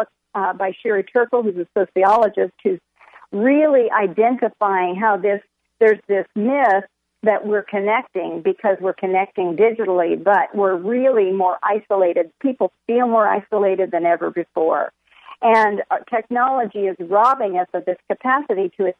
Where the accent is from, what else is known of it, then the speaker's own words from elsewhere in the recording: San Diego, California, United States; I'm from San Diego, and so my home church asked us to come start a church in this new suburb